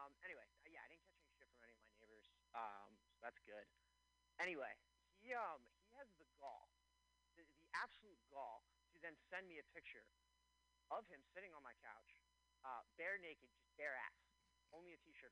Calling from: Philadelphia, Pennsylvania, United States; Of course. Philadelphia, Pennsylvania.

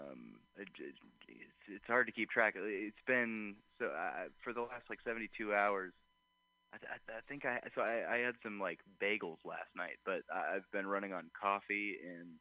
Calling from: Oakland, California, United States; I am calling from the hills of Oakland

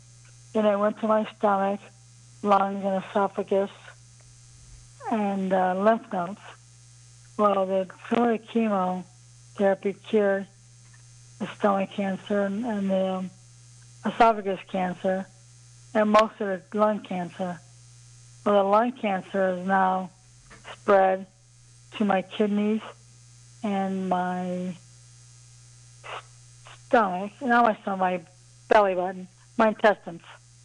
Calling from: Cleveland, Ohio, United States; Yeah, I'm in Cleveland, Ohio tonight. I reside in Lakewood, but I'm

